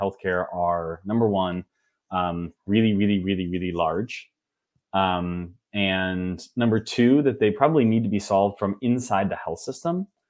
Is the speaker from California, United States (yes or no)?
no; Wichita, Kansas, United States; moved away; also born or lived in Massachusetts; I'm originally from Wichita, Kansas